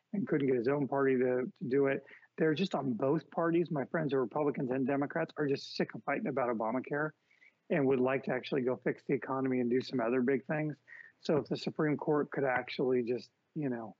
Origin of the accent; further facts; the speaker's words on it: San Francisco, California, United States; my hometown of San Francisco, where I'm at now